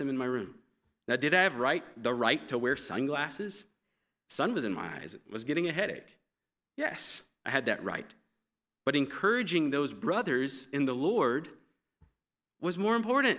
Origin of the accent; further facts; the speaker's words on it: United States; being an American